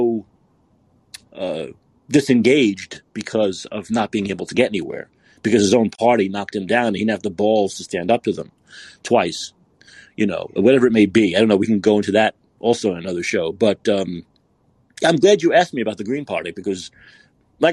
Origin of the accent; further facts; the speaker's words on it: New York City, New York, United States; I'm from Brooklyn